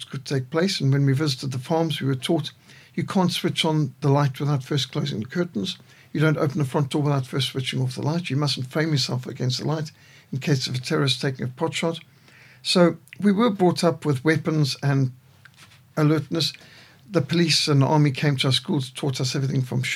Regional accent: Zimbabwe; moved away; also born or lived in Cape Town, South Africa; I was raised in Rhodesia

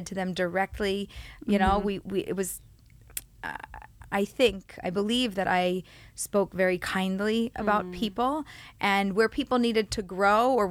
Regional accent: Philadelphia, Pennsylvania, United States; moved away as an adult; now in Pardes Hanna, Israel; I was born and raised in Philly

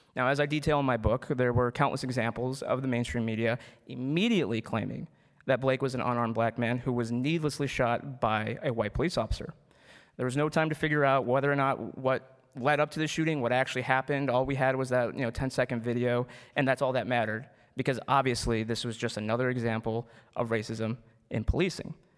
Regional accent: Wheaton, Illinois, United States; I was born here in the United States, and I grew up in the great town of Wheaton, uh, uh, however, it's unfortunately located in the terrible state of Illinois.

